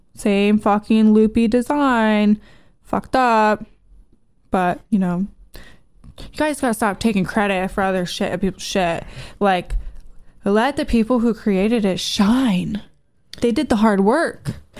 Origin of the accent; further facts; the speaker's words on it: United States; I'm American